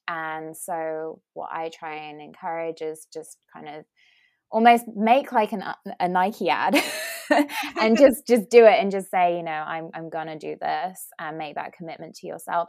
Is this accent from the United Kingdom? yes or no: yes; United Kingdom; accent: British; moved away as an adult; now in California, United States; as you can tell from my accent, I'm I'm British. Um, and I came over to the US about three years ago and specifically moved to California